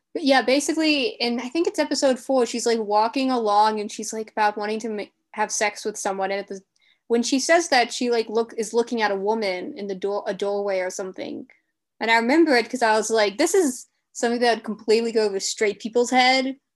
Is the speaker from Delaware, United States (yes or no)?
yes; Delaware, United States; I'm from Delaware